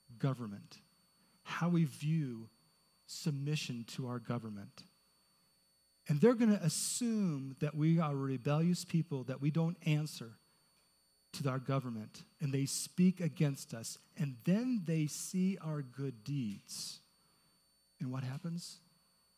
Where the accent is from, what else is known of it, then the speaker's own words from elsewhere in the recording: Indianapolis, Indiana, United States; I grew up in Indianapolis